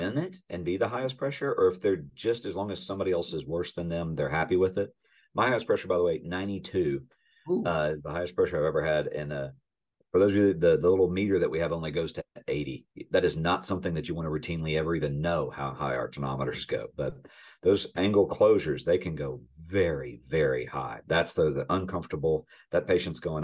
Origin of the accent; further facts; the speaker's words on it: the South, Southern United States, United States; I'm a Southerner